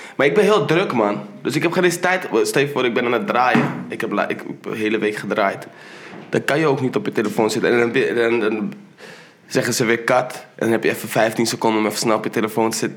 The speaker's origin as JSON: {"language": "Dutch", "country": "Netherlands", "tie": "born or raised there", "said": "ik ben in Nederland geboren"}